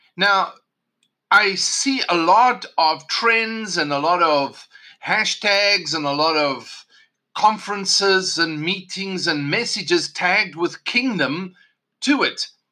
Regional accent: South Africa; Growing up in South Africa, of course, I, even though South Africa gained independence the year of my birth

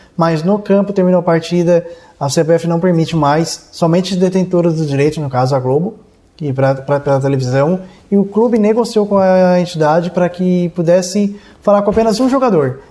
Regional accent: Cocal do Sul, Santa Catarina, Brazil; also born or lived in Urussanga; Eu nasci em Uruçanga, mas morei de zero aos 18 anos em Cocal do Sul

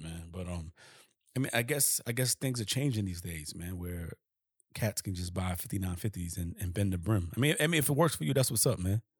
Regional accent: New York City, New York, United States; I'm from Harlem. And I didn't grow up with no bent brims.

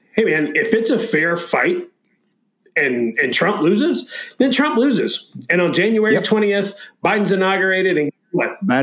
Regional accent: Florida, United States; moved away; my home state of, of Florida

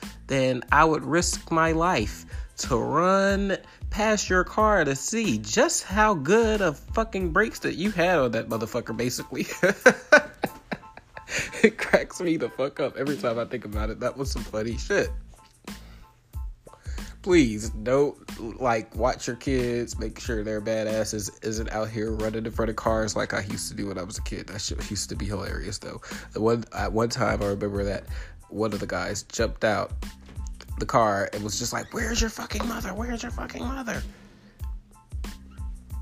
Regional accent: a small town right outside of Chicago, Illinois, United States; I'm from a small town right outside of Chicago

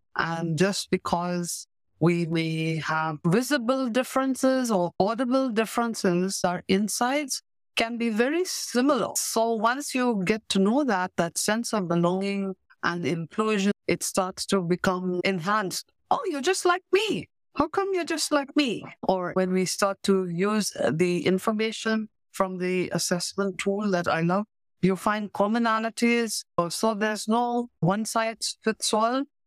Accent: Pakistan; first language English; moved away as an adult; also born or lived in India / Goa; now in Canada; I was born in India because my maternal family lives there, but I grew up in Pakistan on the other side of the border

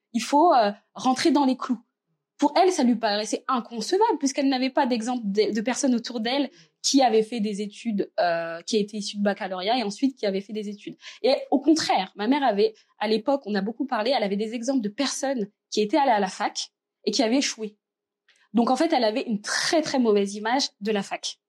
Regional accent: Reims, Grand Est, France; also born or lived in Verdun; Je suis née dans la petite ville de Verdun, mais j'ai grandi à Reims puisque ma famille et moi, on est arrivés euh, euh, quand j'étais toute petite euh, à Reims, donc en première section de maternelle.

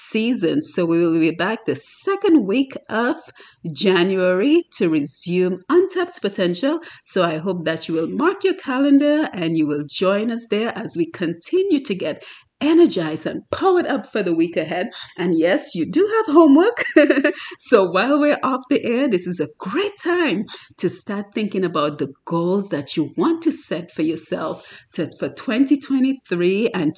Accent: Dominica; That work ethic that we saw growing up in Dominica

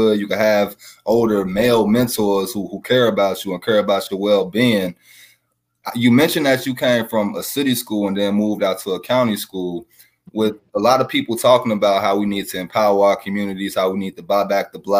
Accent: St. Louis, Missouri, United States; growing up in St. Louis, because I'm born and raised

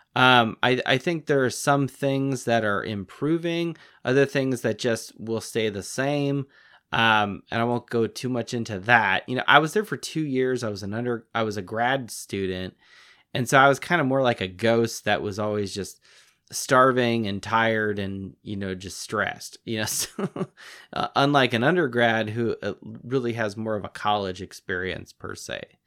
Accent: Los Angeles, California, United States; moved away as an adult; also born or lived in Gonzaga; now in Indiana, United States; I grew up in the Los Angeles area.

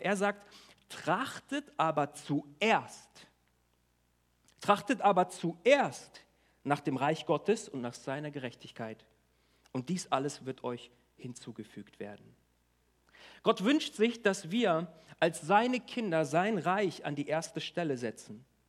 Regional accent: Germany; wir als Deutsche

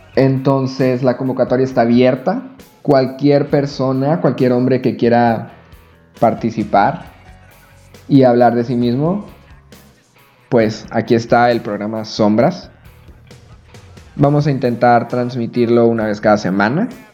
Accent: Chihuahua, Mexico; now in Todos Santos, Mexico; soy de la ciudad de Chihuahua, ahorita radico en un pueblo que se llama Todos Santos.

